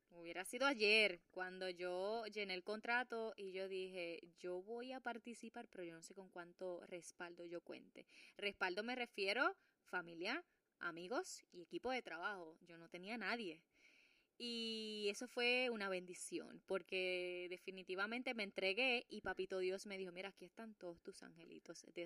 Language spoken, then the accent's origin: Spanish; Puerto Rico; Claro, y soy latina, soy una puertorriqueña, me tengo que cuidar